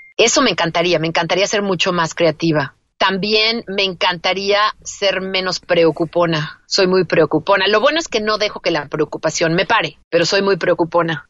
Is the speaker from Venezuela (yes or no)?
no; Mexico; moved away as an adult; now in United States; yo no crecí en Estados Unidos, yo crecí en México.